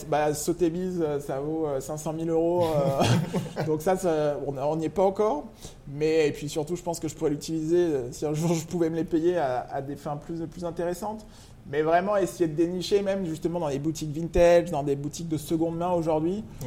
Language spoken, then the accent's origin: French; Lyon, Auvergne-Rhône-Alpes, France; moved away as an adult; also born or lived in New York / Paris; je suis originaire de Lyon